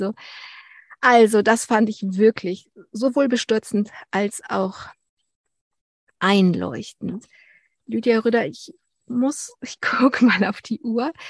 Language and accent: German; Berlin, Germany; ich bin in Berlin-Pankow groß